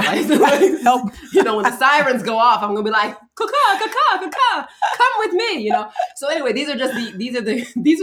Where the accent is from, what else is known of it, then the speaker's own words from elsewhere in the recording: Baltimore, Maryland, United States; I grew up in Baltimore